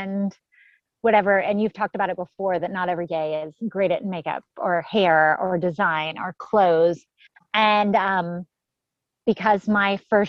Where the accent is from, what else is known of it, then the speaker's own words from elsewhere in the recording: Dallas, Texas, United States; we grew up in Dallas, Texas area